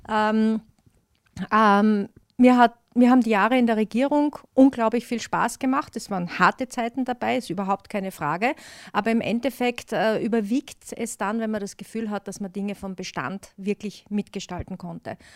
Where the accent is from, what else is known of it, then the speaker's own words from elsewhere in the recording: Styria, Austria; Also ich sehe mich da jetzt wirklich dann als Steirerin in Brüssel auf der EU-Ebene, wo ich die Interessen der Steiermark bestens vertreten kann